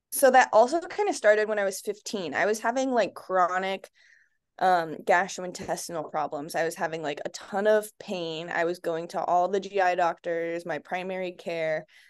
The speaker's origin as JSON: {"language": "English", "town": "Litchfield Park", "region": "Arizona", "country": "United States", "tie": "born or raised there", "said": "I grew up in Arizona. I grew up actually in Litchfield, which is where I live now with my son and husband."}